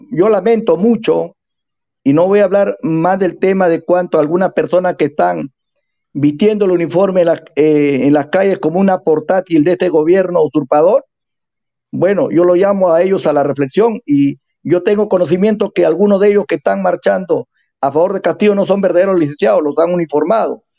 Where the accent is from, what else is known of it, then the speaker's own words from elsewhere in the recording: Peru; nosotros somos del Perú profundo